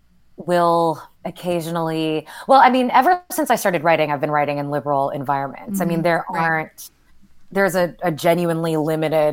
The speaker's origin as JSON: {"language": "English", "town": "Houston", "region": "Texas", "country": "United States", "tie": "born or raised there", "moved": "yes", "said": "growing up in Houston"}